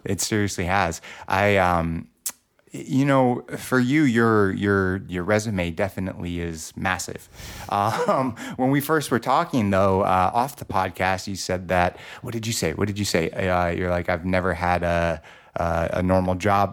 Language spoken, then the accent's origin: English; Los Angeles, California, United States; I grew up in Los Angeles